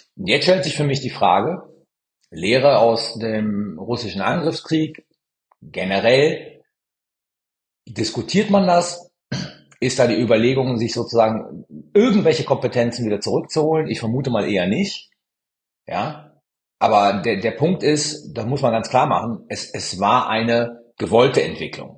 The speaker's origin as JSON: {"language": "German", "country": "Italy", "tie": "born or raised there", "said": "als gebürtiger Italiener"}